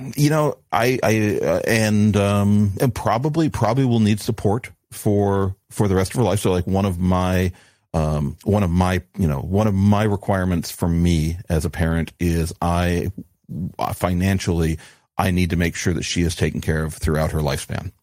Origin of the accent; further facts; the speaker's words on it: New Mexico, United States; growing up in New Mexico